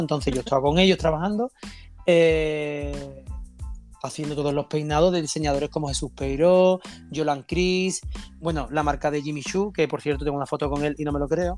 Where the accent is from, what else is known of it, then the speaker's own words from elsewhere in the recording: Andalusia, Spain; moved away; volver a mi tierra, volver a Andalucía.